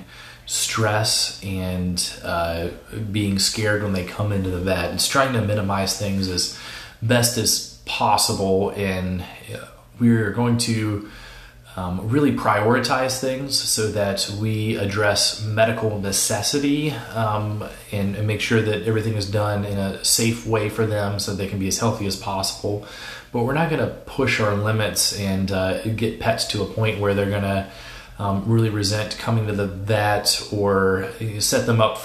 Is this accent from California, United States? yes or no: no; West Virginia, United States; also born or lived in Chicago / Georgia; now in Asheville, United States; I grew up in West Virginia